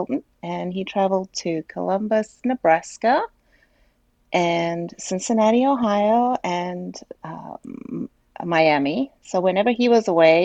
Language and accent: English; South Africa; moved away as an adult; I was born in South Africa. I went to a parochial school.